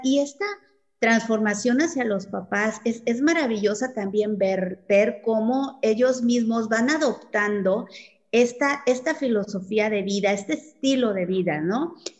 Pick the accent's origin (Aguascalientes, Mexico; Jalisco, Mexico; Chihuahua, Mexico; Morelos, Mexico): Chihuahua, Mexico; Yo soy de Chihuahua